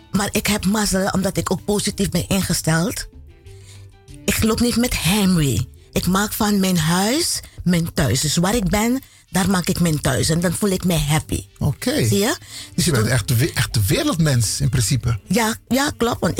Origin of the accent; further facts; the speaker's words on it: Paramaribo, Paramaribo District, Suriname; moved away; also born or lived in Netherlands; Ja, ik ben nog geboren in Suriname. Waar precies? Eh, Paramaribo.